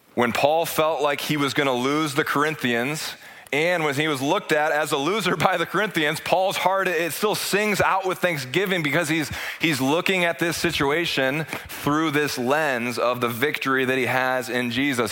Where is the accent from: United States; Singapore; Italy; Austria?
United States; as an American